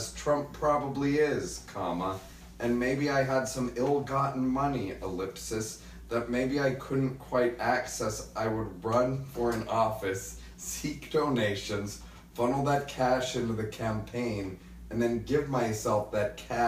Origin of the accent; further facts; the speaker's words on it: Memphis, Tennessee, United States; people that I grew up with in Memphis